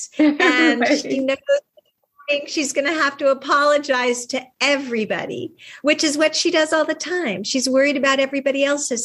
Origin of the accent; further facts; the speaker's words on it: California, United States; what I grew up with a hippie mom in California